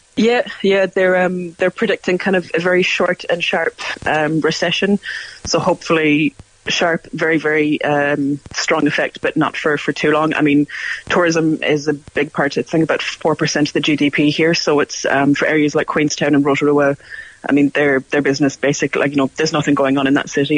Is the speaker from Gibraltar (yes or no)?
no; Cork, Munster, Ireland; moved away as an adult; now in New Zealand; I grew up in Cork